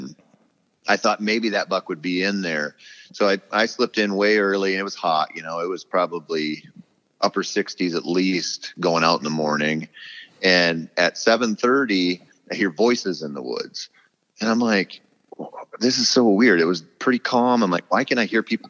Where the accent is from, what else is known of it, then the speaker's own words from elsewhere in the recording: southeastern Minnesota, United States; moved away; it used to be my hometown for sure. You know, I got really lucky when I was 15. I got permission to bow hunt a dairy farm in southeastern Minnesota.